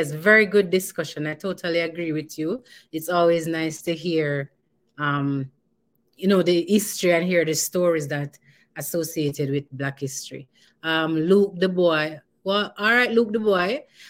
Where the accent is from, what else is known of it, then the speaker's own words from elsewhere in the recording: Jamaica; now in Canada; I'm not Caribbean, I'm Jamaican